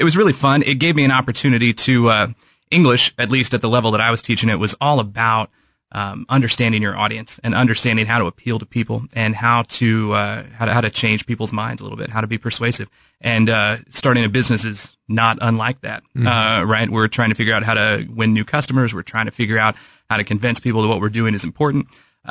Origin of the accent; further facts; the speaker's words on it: St. Joseph, Missouri, United States; I'm from St. Joseph